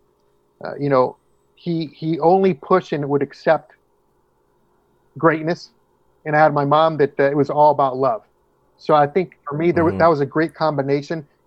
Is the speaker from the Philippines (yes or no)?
no; Orange, California, United States; also born or lived in Santa Ana, California; I was born in Santa Ana, California, which is in Orange County.